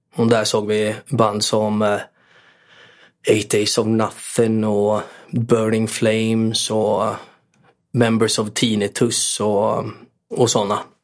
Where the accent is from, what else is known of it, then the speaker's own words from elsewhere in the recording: Borås, Västra Götaland, Sweden; Jag är född på Norrby, men inte uppväxt på Norrby, tyvärr. Jag hade gärna varit uppväxt på Norrby. Jag var till viss del uppväxt på Norrby och till viss del, ehm, avskärmad från Norrby för, eh, morsan bodde på Sjöbo